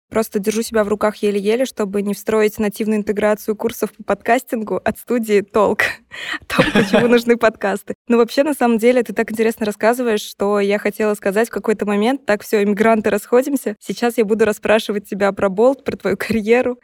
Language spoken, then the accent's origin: Russian; Saint Petersburg, Russia; moved away as an adult; now in Georgia; я из России, из Санкт-Петербурга